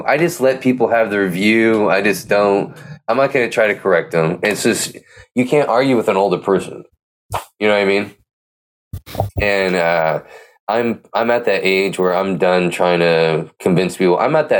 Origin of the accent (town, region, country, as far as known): Pleasanton, California, United States; born or raised there